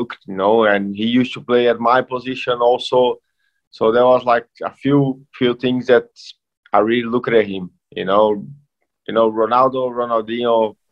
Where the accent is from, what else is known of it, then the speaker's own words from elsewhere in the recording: Caxias do Sul, Rio Grande do Sul, Brazil; English is a second language; moved away as an adult; also born or lived in England / Australia; I grew up in the suburb here